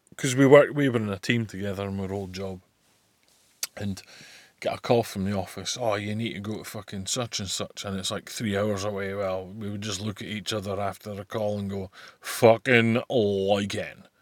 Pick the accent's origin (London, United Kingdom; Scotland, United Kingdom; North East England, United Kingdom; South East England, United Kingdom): Scotland, United Kingdom; also born or lived in Buckie; fit like is a phrase I'm well familiar with, being Scottish